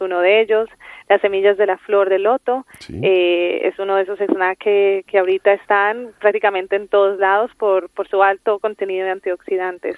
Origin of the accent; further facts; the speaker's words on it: Colombia; Yo soy colombiana.